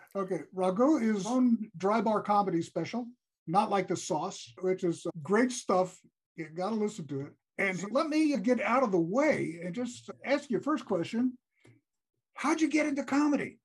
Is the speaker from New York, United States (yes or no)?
yes; New York City, New York, United States; also born or lived in Troy, New York; I grew up in New York City. I grew up in Brooklyn.